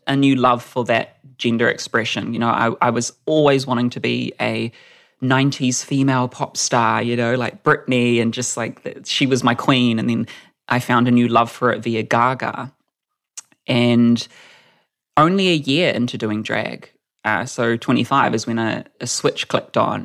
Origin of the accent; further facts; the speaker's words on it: Whakatane, Bay of Plenty, New Zealand; moved away as an adult; now in Auckland, New Zealand; I moved to Auckland because I'm a small town person. I'm from Whakatane. And so there was kind of no one like me in high school